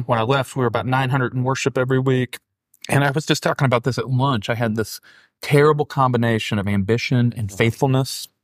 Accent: Keokuk, Iowa, United States; now in Louisville, United States; I grew up in Iowa as a, as, you know, of my formative years

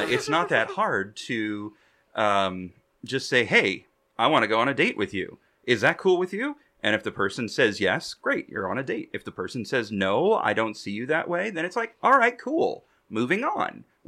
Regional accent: Indiana, United States; my Indiana roots

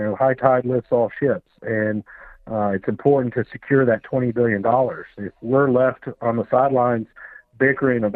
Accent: Florida, United States; moved away; I'm originally from Florida

